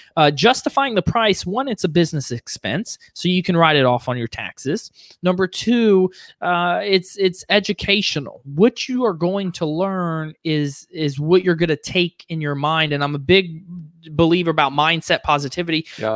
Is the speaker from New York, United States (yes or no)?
no; Fort Lauderdale and Orlando, Florida, United States; now in Charlotte, United States; grew up in Fort Lauderdale and Orlando